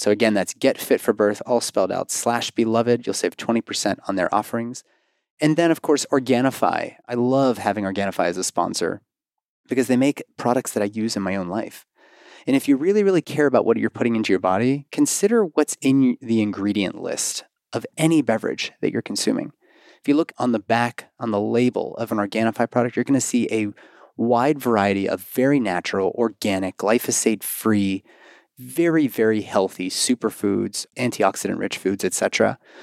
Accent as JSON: {"language": "English", "town": "Pittsburgh", "region": "Pennsylvania", "country": "United States", "tie": "born or raised there", "also_born_or_lived": "Bethel Park, Pennsylvania", "moved": "yes", "said": "my hometown of Pittsburgh"}